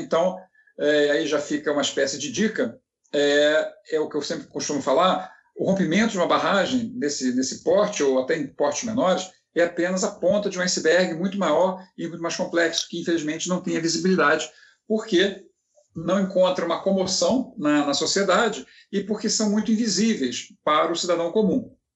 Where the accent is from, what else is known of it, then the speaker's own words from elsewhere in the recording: Rio de Janeiro, Brazil; moved away as an adult; now in Minas Gerais, Brazil; na verdade eu não sou mineiro, sou carioca, mas moro aqui já tem 20 anos